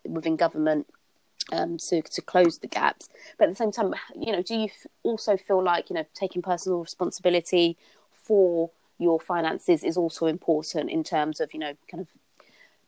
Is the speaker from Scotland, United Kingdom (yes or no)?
no; London, United Kingdom; I grew up in Hackney in East London.